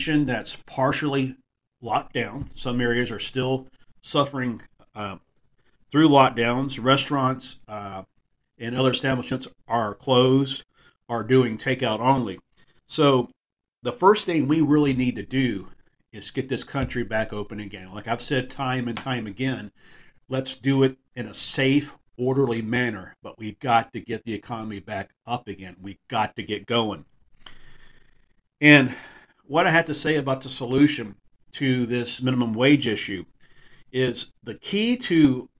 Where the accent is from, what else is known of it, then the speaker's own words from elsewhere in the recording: Texas, United States; with a connection with my home state. Being from Texas